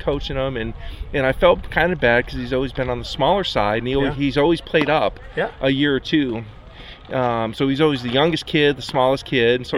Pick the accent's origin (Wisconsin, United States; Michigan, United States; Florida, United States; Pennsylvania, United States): Michigan, United States; Bridgeport; now in Spokane, United States; I'm from Bridgeport, Michigan, originally. Yeah. So I grew up as a kid playing hockey